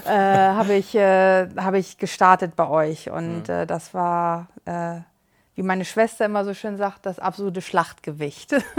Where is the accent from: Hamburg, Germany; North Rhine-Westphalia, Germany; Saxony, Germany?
Hamburg, Germany; aus Hamburg